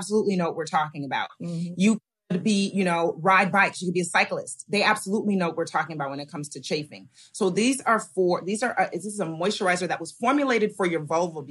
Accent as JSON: {"language": "English", "town": "Diamond Bar", "region": "California", "country": "United States", "tie": "born or raised there", "said": "I grew up in Diamond Bar, California."}